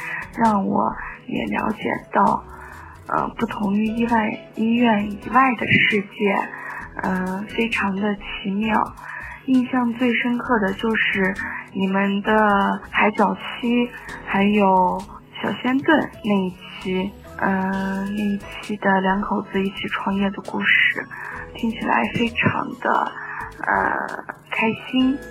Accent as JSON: {"language": "Chinese", "town": "Lanzhou", "region": "Gansu", "country": "China", "said": "我来自兰州"}